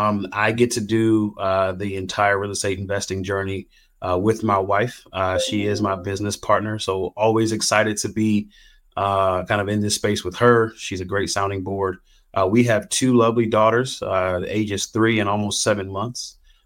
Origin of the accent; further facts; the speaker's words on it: Silver Spring, Maryland, United States; now in Northwest Arkansas, United States; Yeah, I'm from the Silver Spring, Maryland. It's a suburb outside of Washington, D.C. How did I get to Northwest Arkansas?